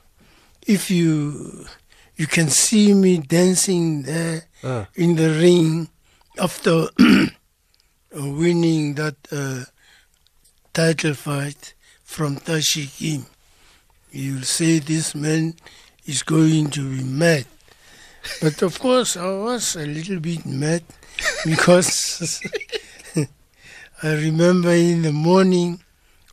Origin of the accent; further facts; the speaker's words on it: South Africa; I am a South African